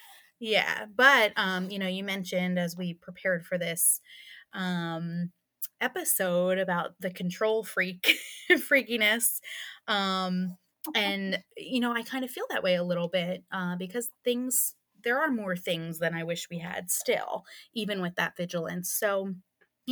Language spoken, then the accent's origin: English; Pennsylvania, United States; I'm from Pennsylvania